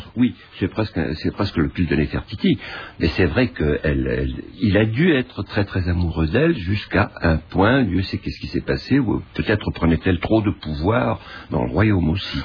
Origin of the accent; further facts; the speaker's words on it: Egypt; moved away; also born or lived in Cairo, Egypt; j'ai vécu toute mon enfance à Boukerkas, qui est pas loin de et la Marne